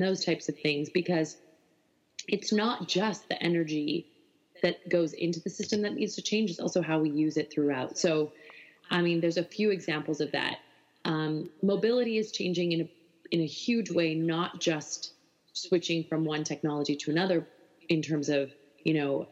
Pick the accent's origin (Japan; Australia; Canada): Canada; Alberta; I love Alberta. It's where I'm from. I'm from a, you know, coal producing town